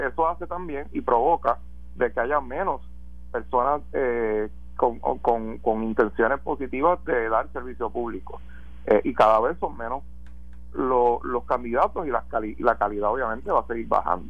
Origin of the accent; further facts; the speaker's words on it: Puerto Rico; como puertorriqueños